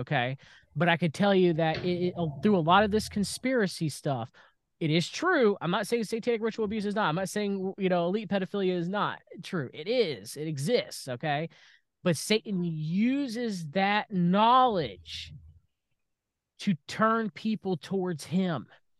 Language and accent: English; United States; We are Christians. We are separate from the world, okay? Yes, and I'm an American, but I'm a Christian first and foremost, and I'm American second, okay?